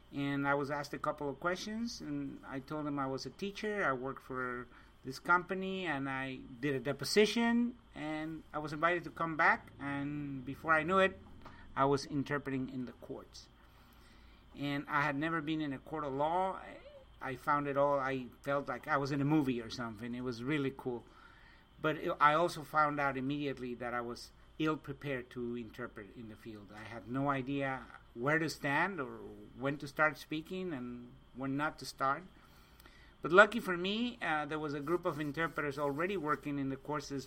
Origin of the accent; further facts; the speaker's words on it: Mexico City, Mexico; moved away as an adult; now in United States; I was born and raised in Mexico City, and about 30 years ago, I came to the States